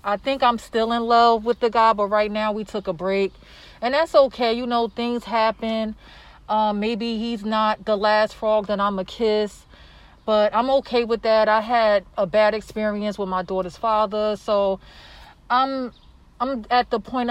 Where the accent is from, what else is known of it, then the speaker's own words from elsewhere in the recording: Newark, New Jersey, United States; I grew up in Georgia King Village